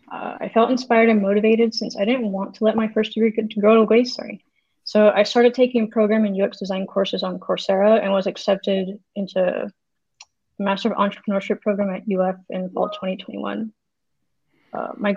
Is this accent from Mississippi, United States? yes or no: no; Florida, United States; now in California, United States; I'm a software engineering student at Western Governors University. I grew up in Florida and currently live in California.